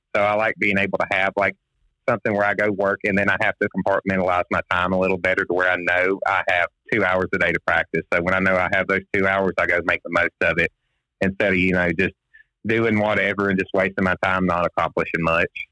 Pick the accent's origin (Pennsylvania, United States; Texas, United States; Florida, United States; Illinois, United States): Florida, United States; I'm from Florida originally. Uh, I live in a little place called Sunny Hills. I was born 20 minutes from here